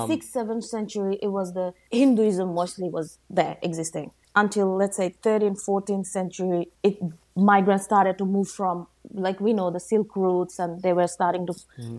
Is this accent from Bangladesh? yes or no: yes; Sylhet, Sylhet Division, Bangladesh; because I'm from Sylhet, most commonly there is Kashia